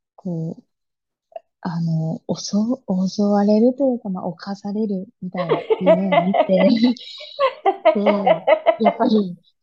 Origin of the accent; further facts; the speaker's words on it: Chiba, Japan; now in Tsukuba, Japan; いつも住んでるつくばでなく、地元の千葉